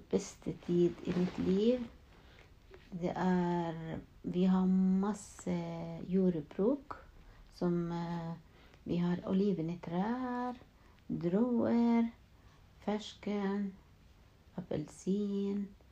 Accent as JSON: {"language": "Norwegian", "town": "Salfit", "region": "West Bank", "country": "Palestine", "tie": "born or raised there", "second_language": "Norwegian", "moved": "yes", "lives_now": "Norway", "said": "Jeg er født i Palestina, en eh, by som heter Selfiet."}